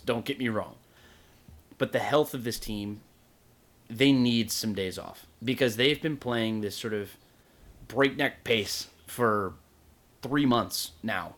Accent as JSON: {"language": "English", "town": "Atlanta", "region": "Georgia", "country": "United States", "said": "I'm from Atlanta."}